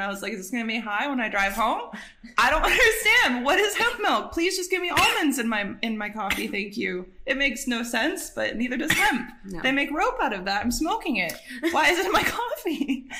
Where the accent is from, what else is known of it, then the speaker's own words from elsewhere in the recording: Michigan, United States; I grew up in Michigan, but I had like family in New York State, not in like Manhattan area